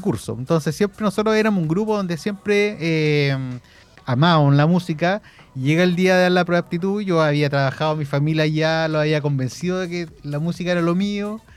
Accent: Concepción, Biobío, Chile; also born or lived in Santiago; yo que venía de Conce, me fui de Conce a Santiago

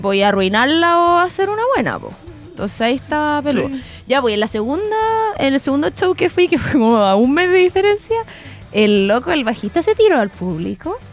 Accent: Concepción, Biobío, Chile; así como full penquista

